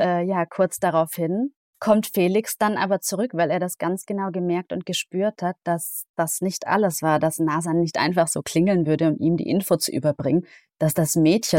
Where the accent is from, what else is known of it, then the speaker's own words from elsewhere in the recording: Isny im Allgäu, Baden-Württemberg, Germany; moved away; in Isnim Allgäu, in meiner Heimat